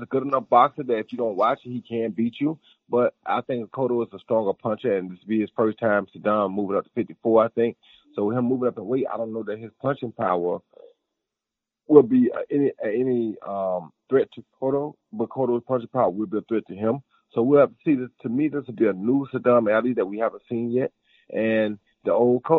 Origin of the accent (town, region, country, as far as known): Pensacola, Florida, United States; born or raised there